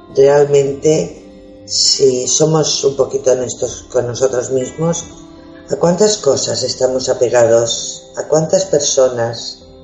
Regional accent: Spain; hoy somos todos españoles

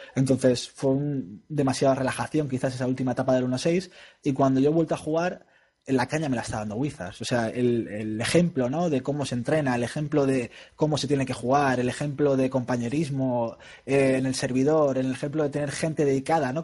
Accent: Spain; somos españoles

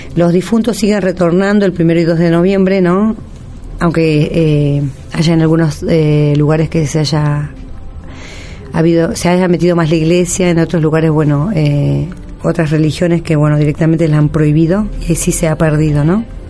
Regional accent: northern Argentina, Argentina; moved away; nosotros en el norte

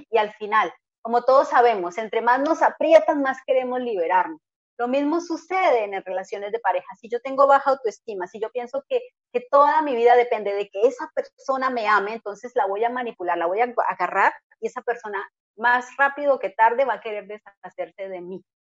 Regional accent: Colombia; Mi marido es alemán, yo soy colombiana

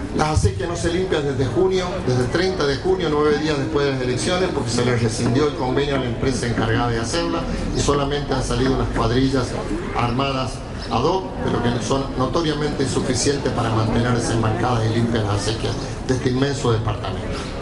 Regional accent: Chazón, Córdoba, Argentina; now in Guaymallén, Argentina; En mi pueblo natal, Chazón

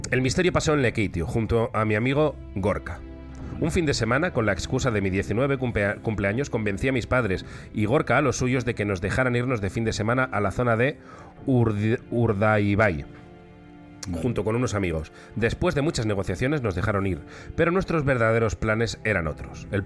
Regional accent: Lekeitio, Basque Country, Spain; soy originario de Lekeitio aunque hace años que vivo fuera de allí.

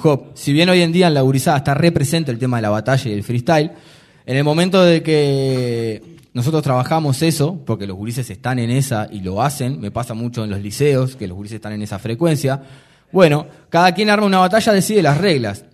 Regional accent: Montevideo, Uruguay; nosotros somos de Malvin Norte

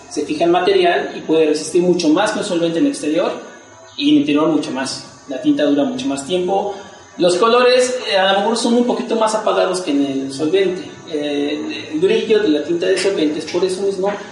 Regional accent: Mexico City, Mexico; desde que salí de la universidad, allá de Xochimilco, también soy de allá.

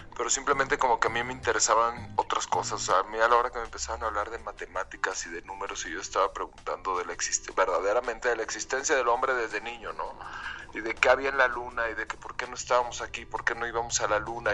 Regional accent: León, Guanajuato, Mexico; soy de León, Guanajuato

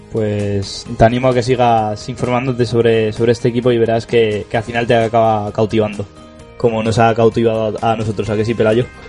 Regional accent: Madrid, Community of Madrid, Spain; Yo no me considero madrileño, me considero vallecano.

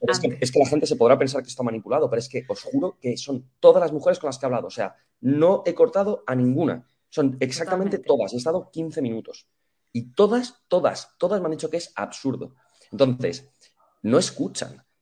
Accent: Madrid, Community of Madrid, Spain; yo soy del barrio de la Estrella, en Madrid

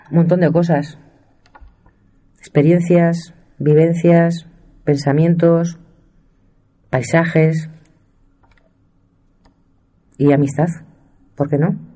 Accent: Castile and León, Spain; Soy de la Sierra de Francia, no lo niego y se me nota. Llevo en la piel los colores de la tierra y de la casta.

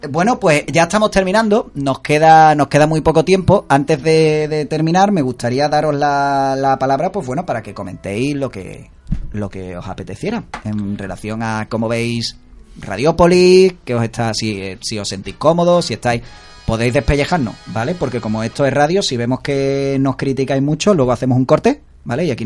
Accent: Spain; si a mí me preguntas como español

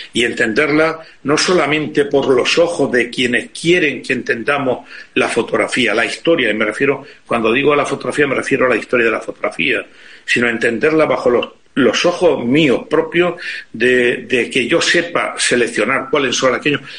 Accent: Spain

